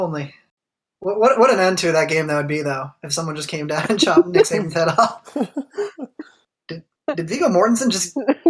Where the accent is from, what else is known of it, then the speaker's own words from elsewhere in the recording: Philippines; See, I'm Filipino.